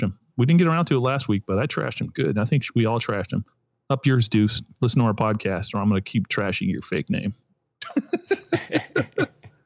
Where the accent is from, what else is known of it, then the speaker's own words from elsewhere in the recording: Lompoc, California, United States; moved away; my hometown, Vandenberg Air Force Base